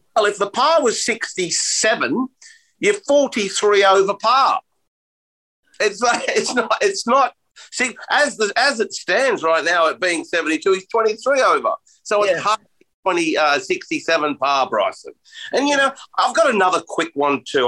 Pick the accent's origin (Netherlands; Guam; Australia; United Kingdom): Australia; I'm Australian